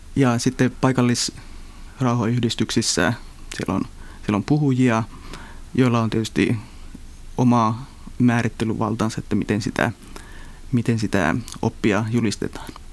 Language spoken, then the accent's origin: Finnish; northern Finland, Finland; tuolla pohjoisessa Suomessa, mistä itsekin olen kotoisin